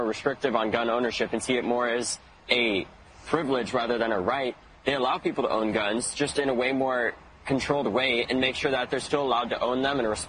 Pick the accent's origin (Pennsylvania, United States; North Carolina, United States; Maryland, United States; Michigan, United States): Michigan, United States; Detroit; repping my hometown in Detroit